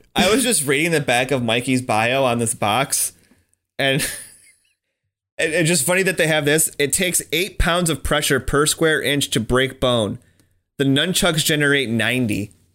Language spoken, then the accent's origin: English; United States; I am stupid American